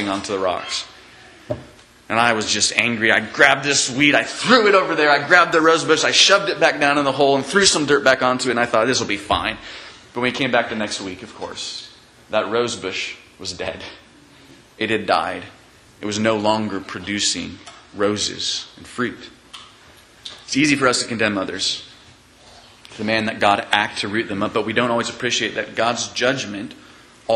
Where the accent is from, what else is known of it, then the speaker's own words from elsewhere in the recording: Kansas, United States; moved away; I grew up in Kansas